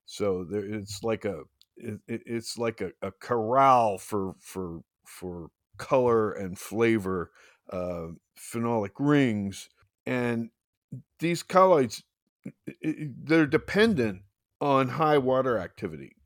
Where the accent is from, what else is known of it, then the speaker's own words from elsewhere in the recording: New Jersey, United States; now in California, United States; I'm from Jersey